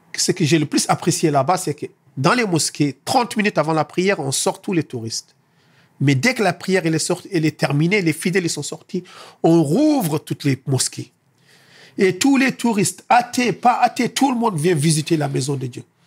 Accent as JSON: {"language": "French", "country": "Senegal", "moved": "yes", "lives_now": "France", "said": "je suis sénégalais"}